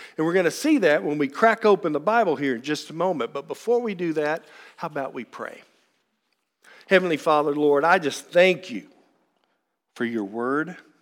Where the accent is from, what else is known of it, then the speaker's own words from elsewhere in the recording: Frankfort, Kentucky, United States; also born or lived in Lexington, Kentucky; I am born and raised in Frankfort, Kentucky